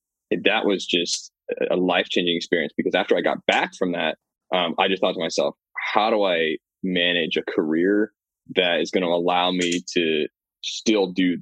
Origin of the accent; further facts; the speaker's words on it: Virginia, United States; moved away as an adult; also born or lived in Charleston, South Carolina / Europe; I was born in Virginia in a small rural town kind of nestled between the Appalachian Mountains and Washington, D.C.